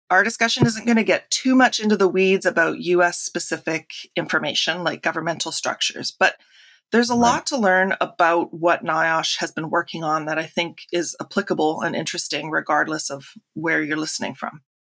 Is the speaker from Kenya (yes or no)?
no; Canada; I'm firstly Canadian